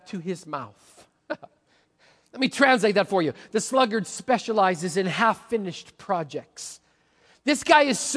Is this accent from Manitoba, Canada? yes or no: yes; Manitoba, Canada; now in Washington, United States; I grew up in Manitoba